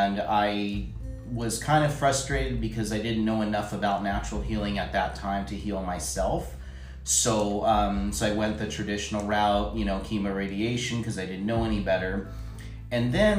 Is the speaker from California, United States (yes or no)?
yes; Los Angeles, California, United States; moved away as an adult; now in Reno, United States; I grew up in LA, Los Angeles, California